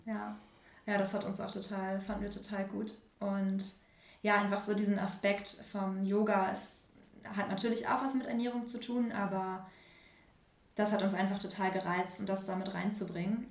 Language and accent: German; Germany; now in Hamburg, Germany; Nähe, Nähe Bremen